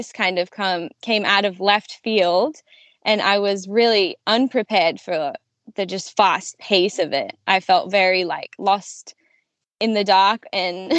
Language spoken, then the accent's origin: English; Australia; moved away as an adult; also born or lived in New Zealand; now in United States; I grew up in Australia. I was born in New Zealand.